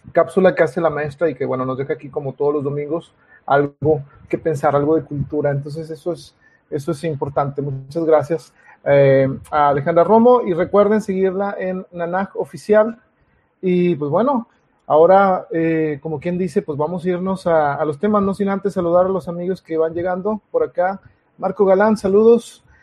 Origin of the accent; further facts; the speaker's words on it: Monterrey, Nuevo León, Mexico; soy un escritor de Monterrey, Nuevo León